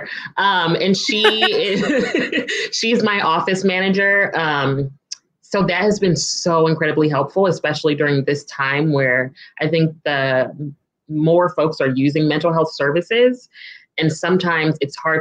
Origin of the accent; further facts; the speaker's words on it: California, United States; also born or lived in Midwest; now in DC, Maryland area, United States; I'm originally from California